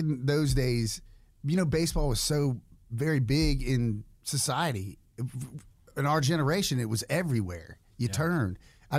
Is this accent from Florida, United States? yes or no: yes; Pensacola, Florida, United States; moved away as an adult; also born or lived in Philadelphia, Pennsylvania / Atlanta, Georgia; now in Newnan, United States; I was born in Philly at Jean's Hospital, and then my biological father. … I'm Italian by birth, but he was stationed. He was in the Navy, and he got stationed down in Pensacola with the USS Lexington. And that's how I wound up